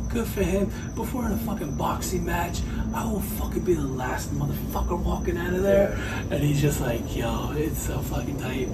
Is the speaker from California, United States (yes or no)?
yes; Southern California, United States; moved away; Because I'm out from Southern California. I grew up there.